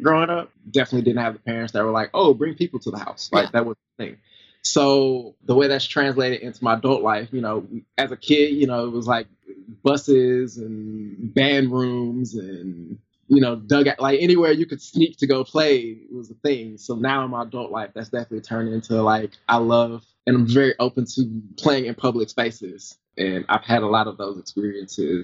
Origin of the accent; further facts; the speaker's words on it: the South, United States; moved away; I grew up in the South, so, like, you know, Georgia, Alabama, Tennessee, North Carolina, South Carolina was probably, other than like a class trip, was the farthest I'd ever gone